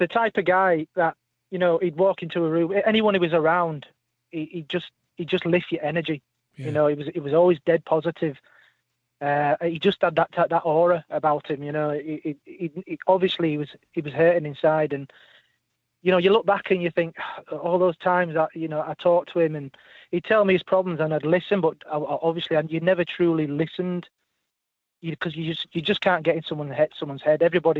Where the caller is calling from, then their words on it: Wakefield, Yorkshire and the Humber, United Kingdom; I'm calling from West Yorkshire, Wakefield.